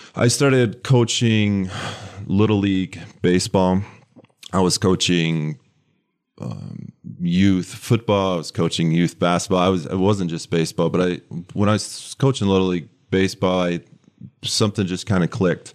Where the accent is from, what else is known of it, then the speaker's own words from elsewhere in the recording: West Michigan, United States; moved away as an adult; now in Lansing, United States; I grew up in West Michigan.